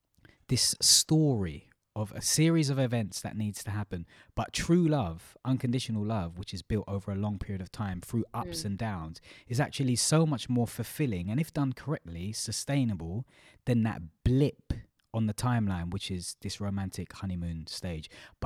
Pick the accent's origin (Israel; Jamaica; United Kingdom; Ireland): United Kingdom; we as in British culture, British people.